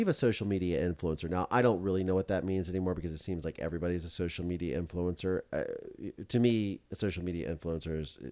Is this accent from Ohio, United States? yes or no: yes; Mansfield, Ohio, United States; born or raised there; moved away; also born or lived in Orlando, Florida